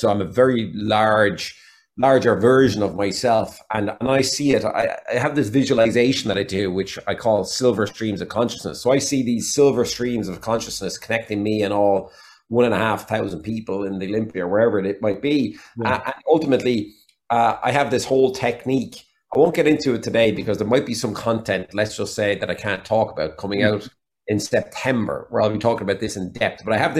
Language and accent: English; Waterford, Munster, Ireland; accent: Waterford; I made a conscious decision when I moved to Galway to lose my Waterford accent. That sounds terrible, but I figured out that over in America, the flatness of my Waterford accent, which is the best way I could put it, there was no depth to my voice.